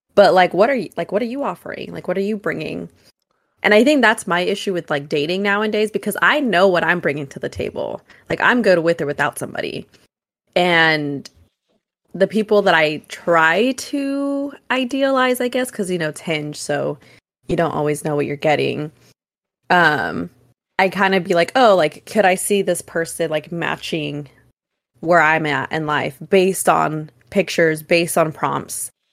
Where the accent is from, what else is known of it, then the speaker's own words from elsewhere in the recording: Oakland, California, United States; I'm from Oakland